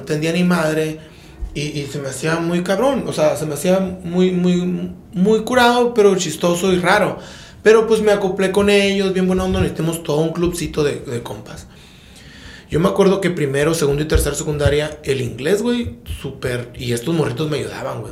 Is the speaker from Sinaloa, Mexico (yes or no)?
no; Empalme, Sonora, Mexico; moved away; also born or lived in Tijuana; yo soy de Empalme